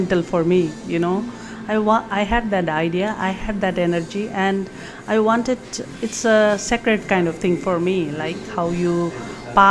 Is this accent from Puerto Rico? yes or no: no; Nepal; moved away as an adult; now in North Bay, Canada; as I was growing up in Nepal